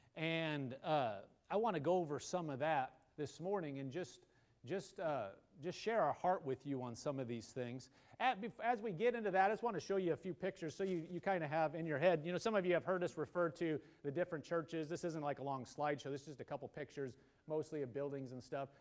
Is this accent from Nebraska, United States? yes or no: yes; Nebraska, United States; now in Oklahoma, United States; I'm from Nebraska.